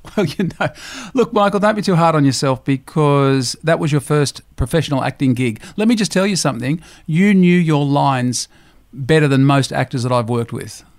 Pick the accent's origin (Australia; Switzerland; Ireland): Australia; Griffith, New South Wales; moved away; I grew up in the Riverina in a town called Griffith